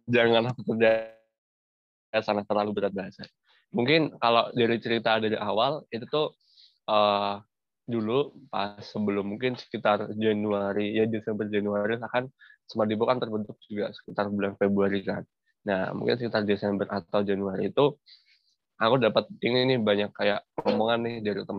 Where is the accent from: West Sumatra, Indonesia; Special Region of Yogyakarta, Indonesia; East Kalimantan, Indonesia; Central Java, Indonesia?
Central Java, Indonesia; Semarang; Aku juga asal dari Semarang sih kayak gitu.